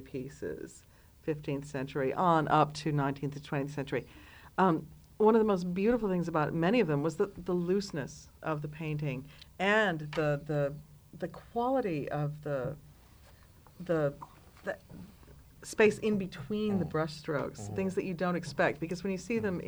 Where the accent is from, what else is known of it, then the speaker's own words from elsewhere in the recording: Detroit, Michigan, United States; now in London, United Kingdom; growing up in Detroit